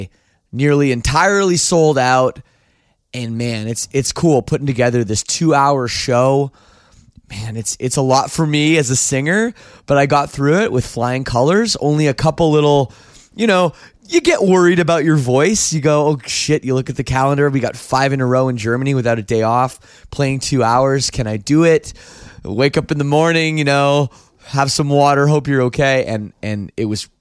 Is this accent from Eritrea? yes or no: no; Oakville, Ontario, Canada; I'm Canadian. I grew up just outside, well, in Oakville, Ontario, just outside Toronto.